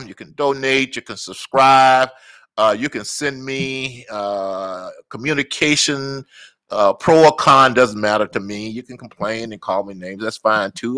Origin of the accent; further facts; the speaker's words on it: Natchez, Mississippi, United States; now in Minneapolis, United States; I'm from Natchez, Mississippi